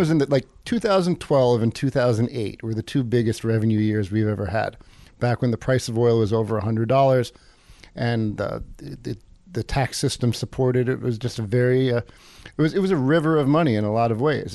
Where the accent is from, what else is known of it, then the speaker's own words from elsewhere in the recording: East Coast, United States; moved away as an adult; also born or lived in Seattle; now in Juneau, United States; I'm from the East Coast